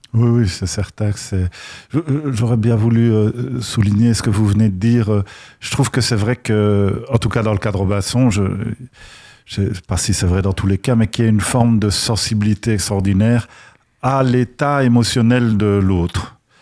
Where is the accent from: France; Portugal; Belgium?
Belgium; accent: Belgian; à mon accent. Moi, je viens de Belgique